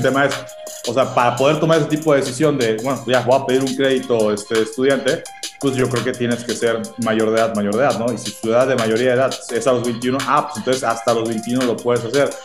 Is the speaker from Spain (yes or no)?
no; Mexico; como sociedad mexicana en general